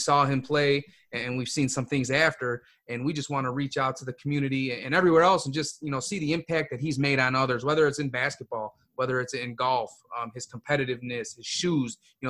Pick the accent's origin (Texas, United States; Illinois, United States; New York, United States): Illinois, United States; Chicago; We are two lifelong friends that are born and raised in the Chicagoland area.